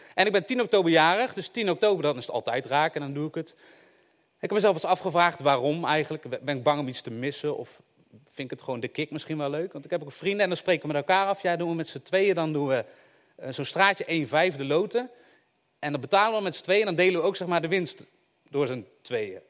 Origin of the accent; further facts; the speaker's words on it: Eindhoven, North Brabant, Netherlands; Ik kom uit Eindhoven